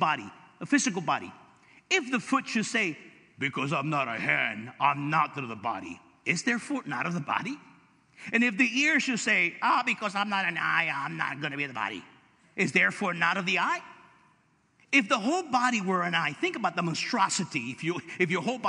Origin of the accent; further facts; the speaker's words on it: Los Angeles, California, United States; I'm from East LA.